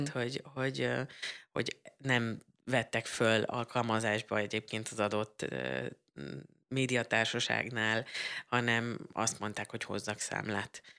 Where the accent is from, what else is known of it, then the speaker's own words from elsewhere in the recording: Budapest agglomeration, Central Hungary, Hungary; én ugye az agglomerációban nőttem fel, és akkor be kellett mennem egyedül Budapestre